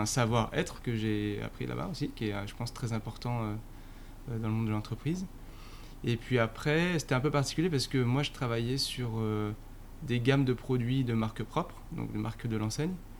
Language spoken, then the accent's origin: French; northern Essonne, Paris suburbs, Île-de-France, France; Je viens de, euh, du nord de l'Essonne